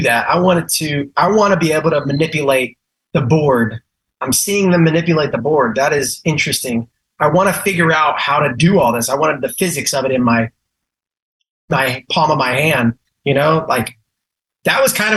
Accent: Galveston, Texas, United States; also born or lived in Houston; I was just raised here

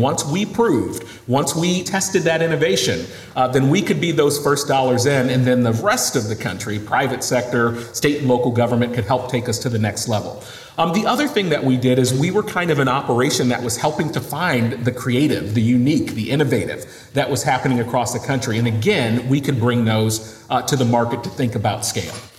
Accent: Western Massachusetts, United States; I'm from Western Massachusetts. My parents were both 16 years old when I was born.

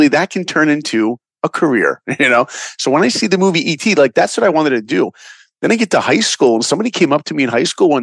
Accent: Long Island, New York, United States; now in Los Angeles, United States; I grew up in New York in Long Island.

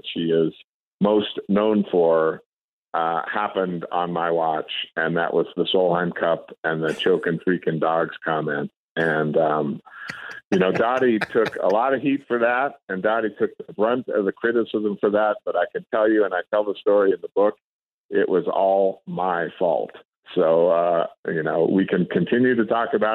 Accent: Reno, Nevada, United States; I grew up in Northern Nevada in Reno, Lake Tahoe.

